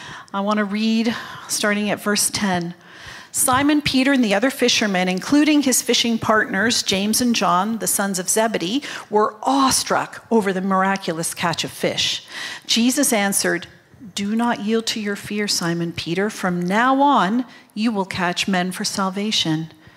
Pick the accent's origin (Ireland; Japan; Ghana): Japan; born there; I'm a third generation missionary kid. I was born in Japan.